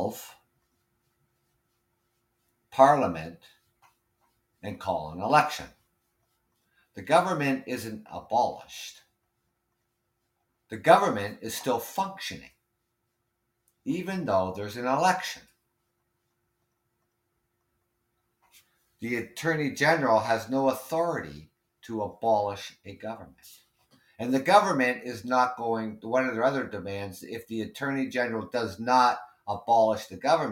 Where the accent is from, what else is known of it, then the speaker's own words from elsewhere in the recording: London, Ontario, Canada; I was born and raised in London, Ontario.